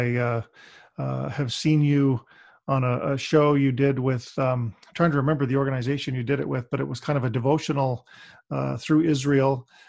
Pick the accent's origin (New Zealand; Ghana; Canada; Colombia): Canada; Barrie, Ontario; here in my hometown now. I live in Barrie.